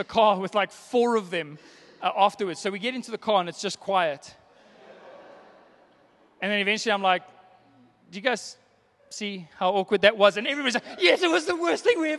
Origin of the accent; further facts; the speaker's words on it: South Africa; I'm South African.